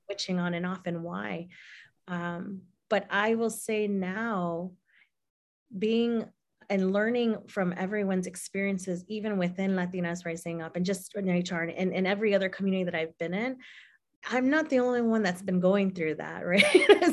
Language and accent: English; Illinois, United States; I was born here, but my roots and my heritage and my culture are from Mexico